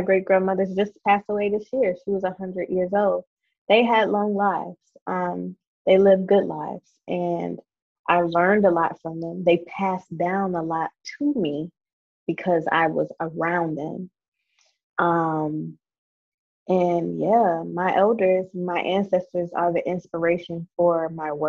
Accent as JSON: {"language": "English", "region": "South Carolina", "country": "United States", "tie": "born or raised there", "said": "I grew up in South Carolina in the country. I'm a country girl. I live in the country."}